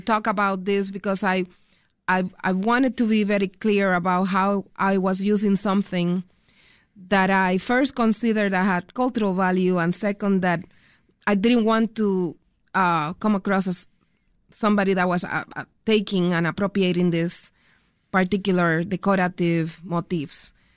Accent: Puerto Rico; born or raised there; now in Chicago, United States

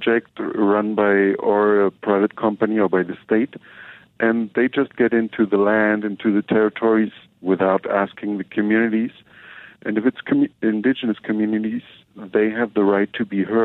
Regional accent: Germany; moved away as an adult; now in Chiapas, Mexico; I'm from Germany

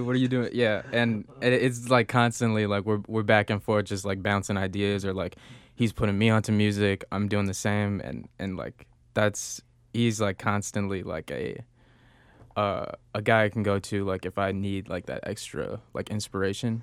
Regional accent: Chicago, Illinois, United States; I grew up in Beverly

